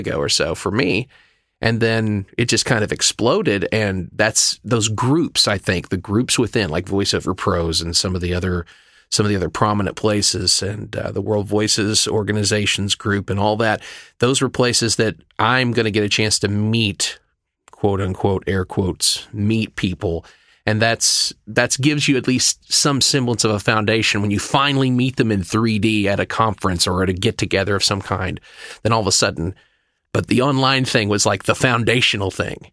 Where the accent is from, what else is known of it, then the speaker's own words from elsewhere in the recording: Oklahoma, United States; also born or lived in Dallas; now in Glendale, United States; originally from Oklahoma